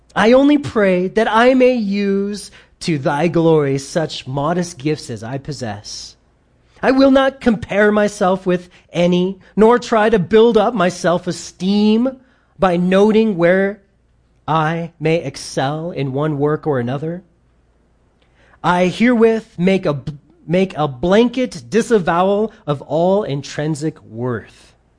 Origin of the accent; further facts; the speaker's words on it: United States; we grew up in America